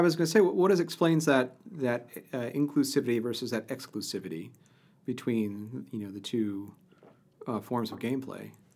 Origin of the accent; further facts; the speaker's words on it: Ohio, United States; I grew up in Ohio